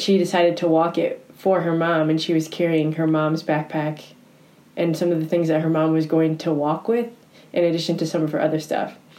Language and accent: English; suburb northwest of Chicago, Illinois, United States; moved away as an adult; also born or lived in Steubenville, Ohio; live about an hour outside of Chicago in a little suburb in the northwest. It has about forty five thousand people in it, so it's actually not that little, but yeah. it is my hometown